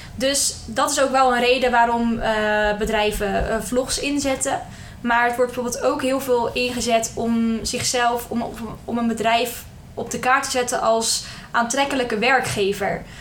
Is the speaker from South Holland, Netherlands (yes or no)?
yes; Hendrik-Ido-Ambacht, South Holland, Netherlands; moved away as an adult; now in Rotterdam, Netherlands; Ik kom officieel uit Hendrik Ido Ambacht. Bij Dordrecht in de buurt. Maar ik voel me toch wel Rotterdamse. Ik woon nu al zeven jaar eh, in de stad.